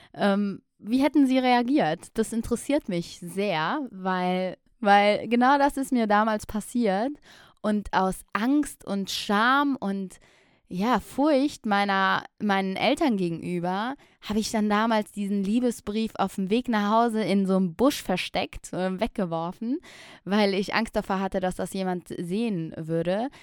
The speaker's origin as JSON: {"language": "German", "town": "Aachen", "region": "North Rhine-Westphalia", "country": "Germany", "tie": "born or raised there", "lives_now": "Düsseldorf, Germany", "said": "ich bin in Aachen geboren und aufgewachsen"}